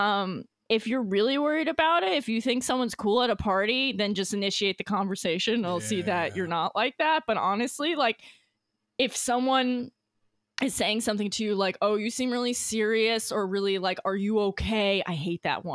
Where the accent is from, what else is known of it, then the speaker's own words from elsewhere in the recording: New York, United States; I'm from New York